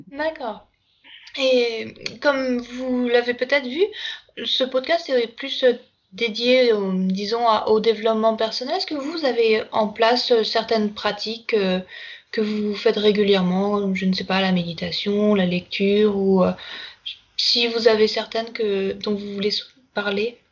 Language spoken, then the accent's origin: French; Brittany, France; moi je suis originaire de Bretagne